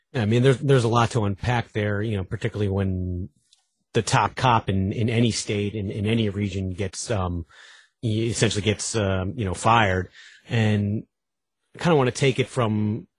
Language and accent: English; Long Island, New York, United States; moved away; I'm from Long Island